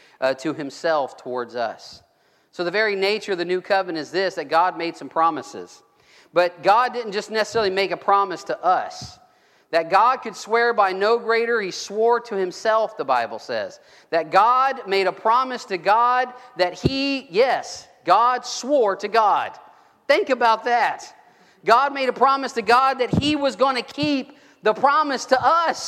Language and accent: English; Gulf Coast, United States; I grew up on the Gulf Coast. I grew up fishing in the Gulf